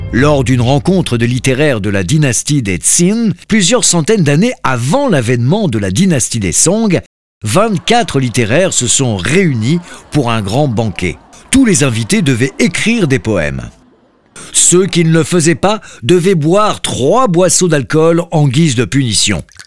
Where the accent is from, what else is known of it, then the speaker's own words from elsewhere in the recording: France; en tant que Français